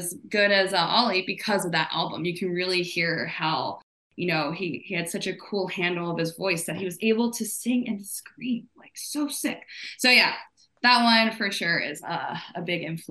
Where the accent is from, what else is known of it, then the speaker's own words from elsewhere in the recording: El Paso, Texas, United States; I'm from Texas, born in El Paso, Texas